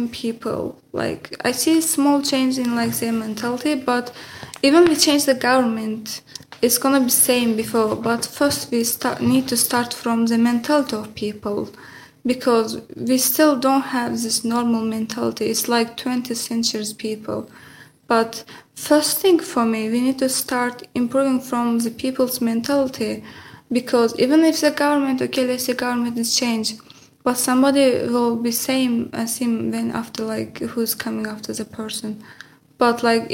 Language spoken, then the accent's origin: English; Azerbaijan; moved away; I'm from Azerbaijan.